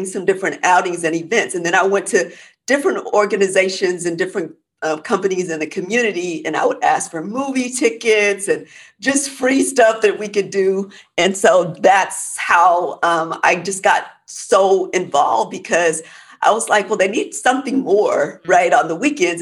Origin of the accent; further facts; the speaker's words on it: Oklahoma, United States; moved away as an adult; now in Texas, United States; I grew up in Oklahoma